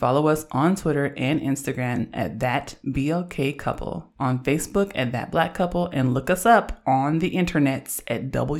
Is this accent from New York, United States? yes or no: no; Oakland, California, United States; I'm from Oakland, and I'm an androgynous Black lesbian feminist